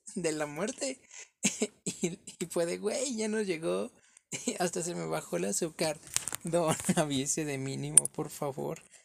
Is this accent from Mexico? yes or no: yes; Mexico; uno como mexicano